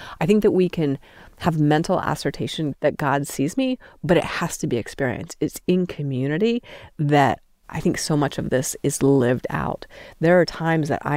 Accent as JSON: {"language": "English", "town": "Steamboat Springs", "region": "Colorado", "country": "United States", "tie": "born or raised there", "moved": "as an adult", "lives_now": "Utah, United States", "said": "I grew up in Steamboat Springs"}